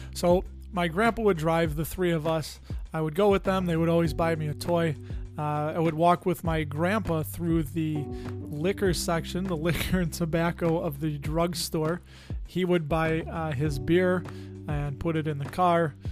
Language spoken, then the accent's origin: English; Chicago, Illinois, United States; Growing up in the Chicago area, there was a lot of Latin and a lot of Italian people that I grew up around